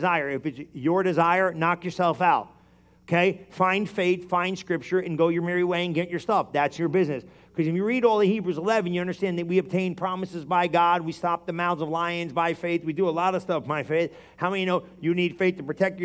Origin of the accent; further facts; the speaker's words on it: New Jersey, United States; We're Italian, and we're from New Jersey